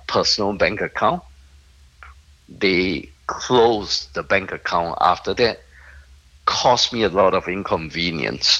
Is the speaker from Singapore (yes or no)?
yes; Singapore; I'm a Singaporean